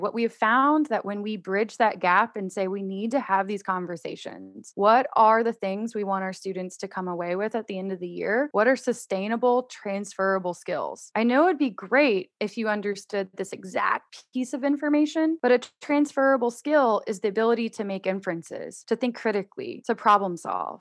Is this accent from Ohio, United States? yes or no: no; Houston, Texas, United States; also born or lived in Georgia; now in Austin, United States; I grew up in Houston. That's where I spent most of my time